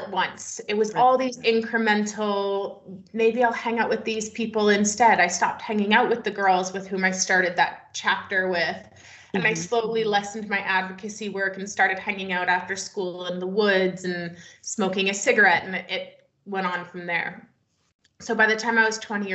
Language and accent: English; just outside of Toronto, Ontario, Canada; also born or lived in Wyoming, United States; now in British Columbia, Canada; I grew up just outside of Toronto.